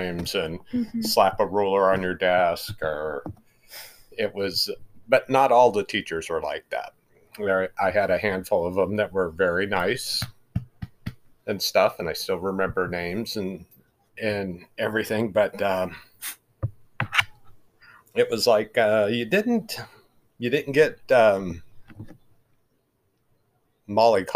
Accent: Grass Valley, California, United States; now in Roseville, United States; I grew up close to Grass Valley

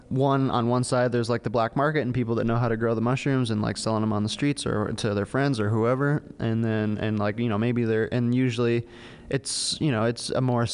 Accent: Minnesota, United States; I came from Minnesota and then I found this place, luckily.

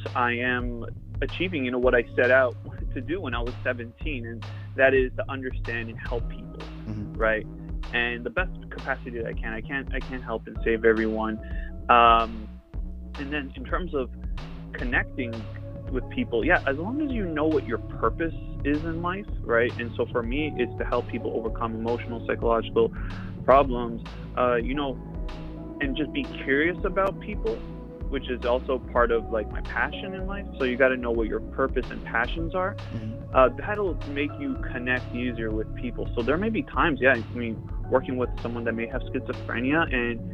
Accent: Toronto, Ontario, Canada; I was born and raised in Toronto, Canada

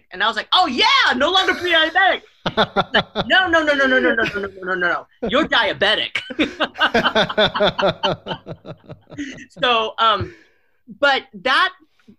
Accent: Oakland, California, United States; also born or lived in San Mateo; I grew up in the Bay Area, in Northern California Bay Area. I grew up in Oakland, and we bounced around from places to places, Oakland and then San Mateo

